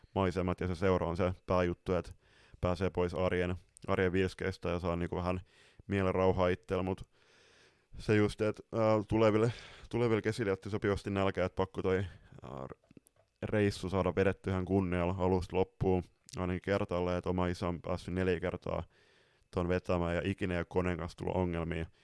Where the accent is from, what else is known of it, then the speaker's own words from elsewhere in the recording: northern Finland, Finland; moved away; tuonne pohjoiseen, mistä me ollaan kotoisin pikkuvelen kanssa